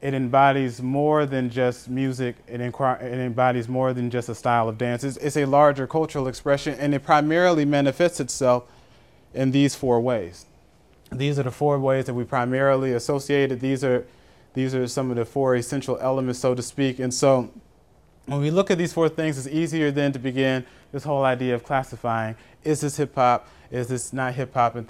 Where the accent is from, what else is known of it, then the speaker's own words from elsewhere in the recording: Atlanta, Georgia, United States; I'm from Atlanta